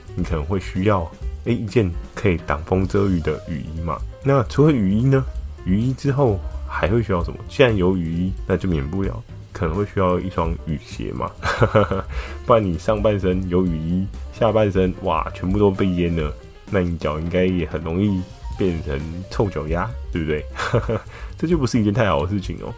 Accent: Keelung, Taiwan; 小时候住在基隆

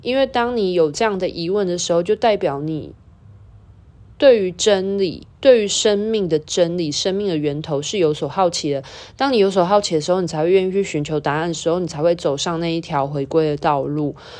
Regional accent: Taiwan; 像我们都在台湾或华人的文化土生土长

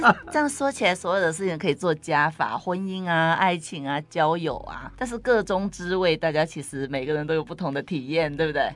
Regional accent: Taiwan; 我们台湾的茶农也蛮厉害的

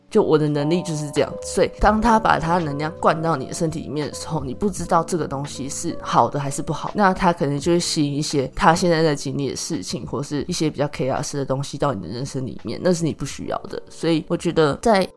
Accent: Chiayi, Taiwan; moved away; 我老家在嘉义，所以只要回家，我们就会去拜拜

